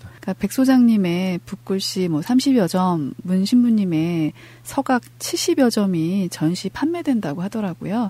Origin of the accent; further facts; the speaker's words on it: Incheon, South Korea; 인천교구 정말 인천 사람으로서